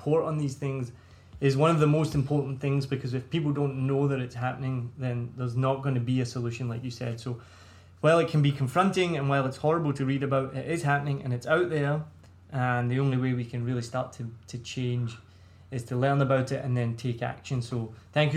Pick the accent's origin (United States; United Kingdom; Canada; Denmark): United Kingdom; Scotland; accent: Scottish; now in Vietnam; my Scottish accent